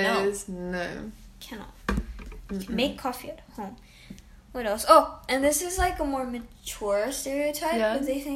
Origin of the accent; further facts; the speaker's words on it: Bali, Indonesia; first language English; now in Japan; So I come from Bali, Indonesia.